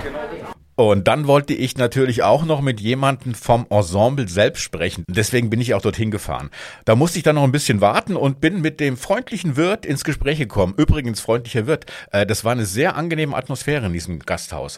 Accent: Hesse, Germany; moved away; ich komme ja aus Hessen

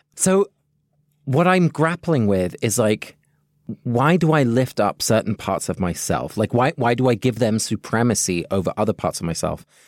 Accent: London, United Kingdom; also born or lived in Netherlands (parents); now in United States; I have a British passport because I was born in London, and I have a Dutch passport because both my parents are Dutch.

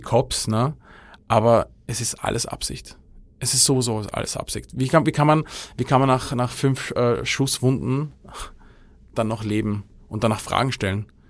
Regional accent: Austria; als Österreicher

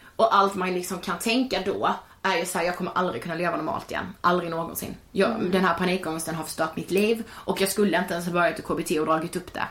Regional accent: Karlshamn, Blekinge, Sweden; now in Stockholm, Sweden; jag hade varit hemma i Karlshamn i tio veckor och jobbat

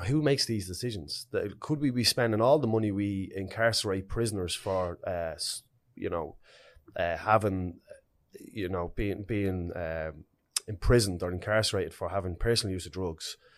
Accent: Dublin, Leinster, Ireland; I grew up in Ballymun, it was a special community to me.

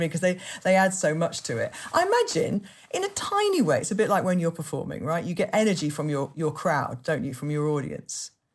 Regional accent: Yorkshire and the Humber, United Kingdom; I'm from Yorkshire

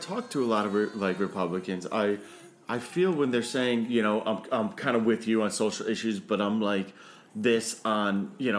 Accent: Northeast, United States; I'm from the Northeast, and it's aunt.

